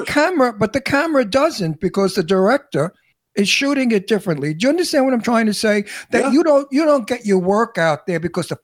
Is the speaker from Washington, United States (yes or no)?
no; New York City, New York, United States; accent: Brooklyn; I'm from Brooklyn. Born and raised in Brooklyn. Can you tell? Do you hear it? I never get rid of my accent.